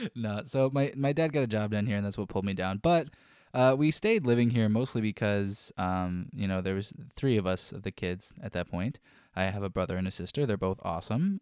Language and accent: English; Florida, United States; I was born here in Florida and raised here in Florida and still currently live here in Florida.